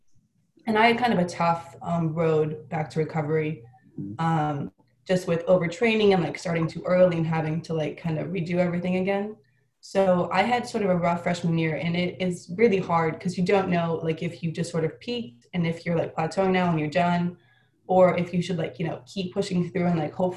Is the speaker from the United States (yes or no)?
yes; Illinois, United States; moved away as an adult; now in Miami, United States; we're both backstrokers from Illinois